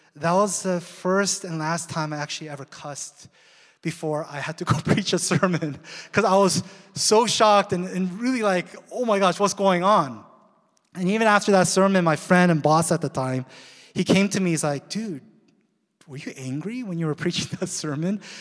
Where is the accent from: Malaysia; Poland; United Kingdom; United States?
United States; Seattle, Washington; now in Southern California, United States; we ended up abruptly moving to Seattle. That's my hometown